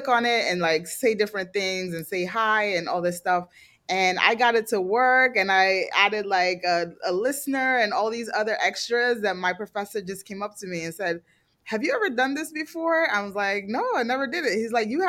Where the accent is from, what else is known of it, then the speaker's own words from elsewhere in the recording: New Jersey, United States; also born or lived in Nigeria; I grew up in New Jersey, kind of like a very white town